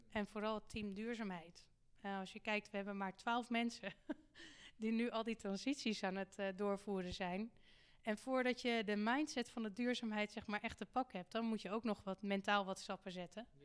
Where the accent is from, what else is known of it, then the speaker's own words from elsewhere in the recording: Haarlem, North Holland, Netherlands; Maar ook iets om te beseffen als, als burger, als Haarlemmer... dat wij hier ook beperkte middelen hebben